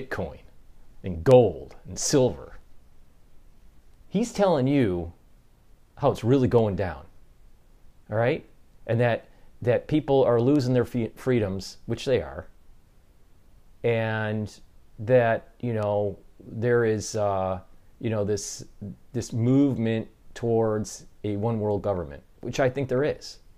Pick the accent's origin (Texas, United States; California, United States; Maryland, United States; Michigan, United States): Michigan, United States; Detroit; now in New York, United States; I'm from the Detroit area as an automotive engineer and moved to New York